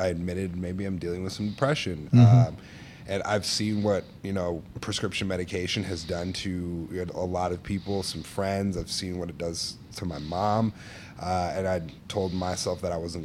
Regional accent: Stuttgart, Baden-Württemberg, Germany; also born or lived in Norway; now in Chicago, United States; I was born in Norway. I had the, you know, blessings of growing up in Stuttgart, Germany.

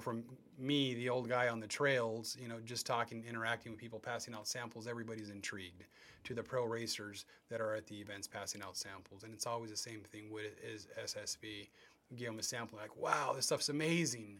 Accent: West Covina, California, United States; now in Chino Hills, United States; I grew up in West Covina

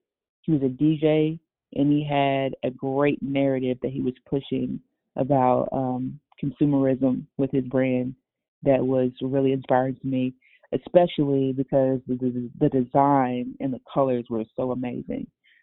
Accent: Louisville, Kentucky, United States; I started off living in downtown Louisville, Kentucky, around like Shively Par

